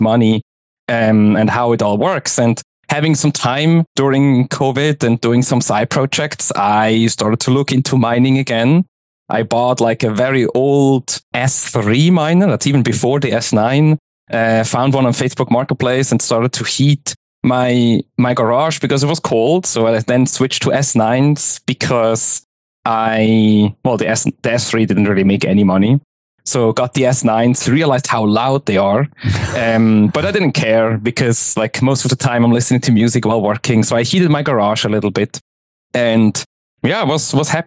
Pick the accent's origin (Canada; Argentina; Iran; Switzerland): Switzerland; moved away as an adult; also born or lived in Zurich; now in United States; I'm originally from Switzerland. I live in the US now, so I was in the tech scene of Zurich active